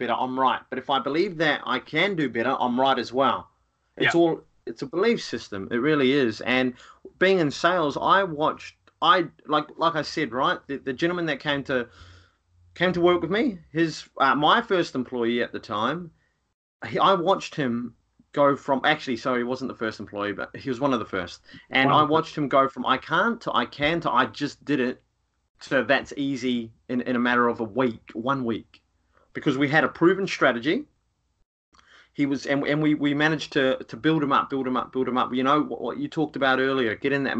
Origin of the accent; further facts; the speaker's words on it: Rotorua, Bay of Plenty, New Zealand; moved away; Rotorua is the town I come from